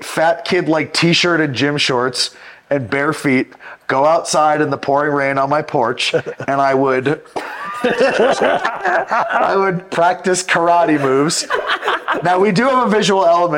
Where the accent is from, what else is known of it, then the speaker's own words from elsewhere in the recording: Massachusetts, United States; I grew up in Massachusetts